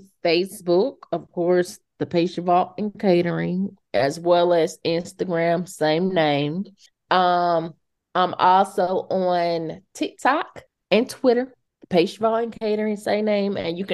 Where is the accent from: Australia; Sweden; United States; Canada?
United States; the South; I love the South. I'm glad I'm from the South. My mom, my dad is from the South.